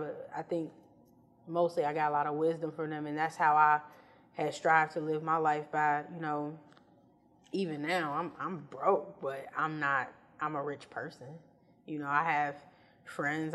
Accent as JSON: {"language": "English", "town": "Chicago", "region": "Illinois", "country": "United States", "tie": "born or raised there", "moved": "as an adult", "lives_now": "Los Angeles, United States", "said": "I was born in West Side and then born and bred South Side, so I'm, I'm Chicago"}